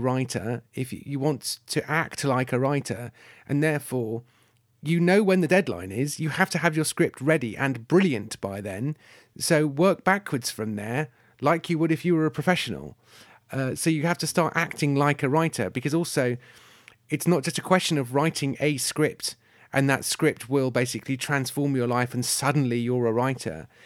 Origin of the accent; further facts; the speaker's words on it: United Kingdom; I'm British